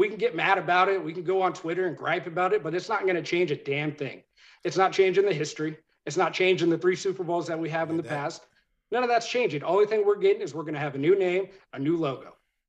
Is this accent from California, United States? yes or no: yes; California, United States; I don't live in the DMV area. Hail from the West Coast. I'm out in California.